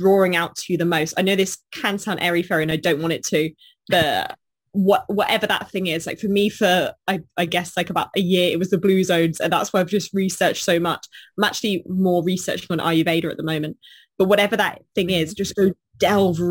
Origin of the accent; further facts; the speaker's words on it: Bournemouth, South West England, United Kingdom; I was born in Bournemouth